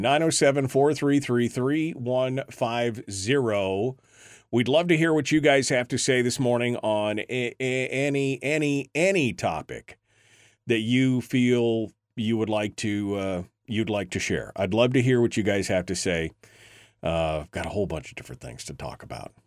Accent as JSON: {"language": "English", "region": "Alaska", "country": "United States", "tie": "born or raised there", "said": "a kid born and raised in Alaska"}